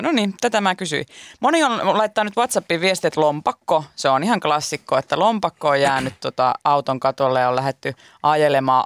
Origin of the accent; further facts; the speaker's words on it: Pori, Satakunta, Finland; ainakin meillä Porissa